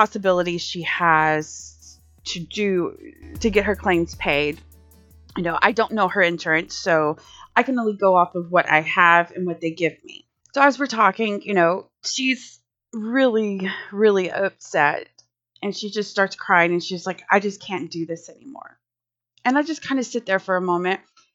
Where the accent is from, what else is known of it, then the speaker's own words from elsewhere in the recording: Louisiana, United States; now in Texas, United States; I'm here in Texas and I'm from Louisiana